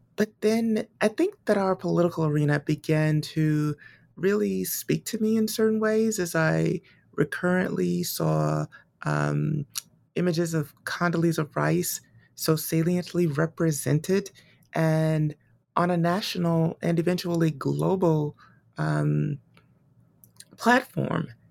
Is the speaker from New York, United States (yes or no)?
no; Montgomery, Alabama, United States; born and raised in Montgomery, Alabama